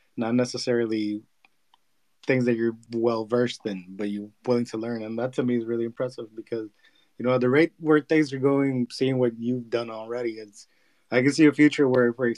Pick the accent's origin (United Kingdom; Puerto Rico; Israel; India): Puerto Rico; now in Florida, United States; I'm actually in Florida. I'm from Puerto Rico.